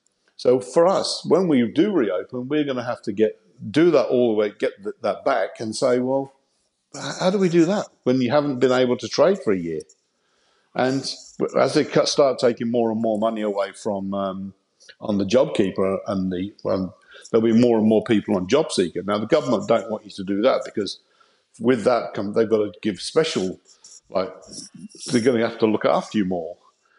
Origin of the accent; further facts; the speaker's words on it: Coventry, West Midlands, United Kingdom; And I just thought this will be a good way of getting out of my hometown of Coventry.